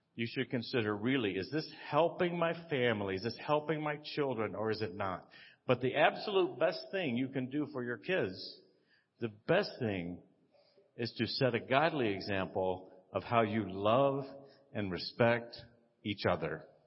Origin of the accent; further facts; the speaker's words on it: Texas, United States; I'm from Texas